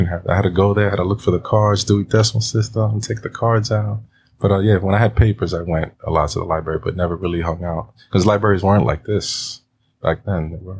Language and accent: English; New York City, New York, United States; also born or lived in Astoria, Queens; I grew up in Washington Heights, Manhattan.